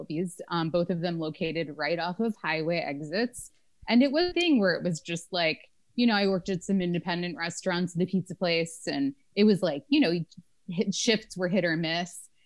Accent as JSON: {"language": "English", "region": "Florida", "country": "United States", "tie": "born or raised there", "said": "I grew up in Florida"}